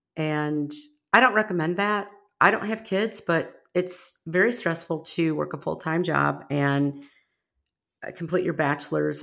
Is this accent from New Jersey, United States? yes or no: no; Rockford, Illinois, United States; now in Texas, United States; I grew up in Rockford, Illinois, just outside of Chicago, well, ninety miles from Chicago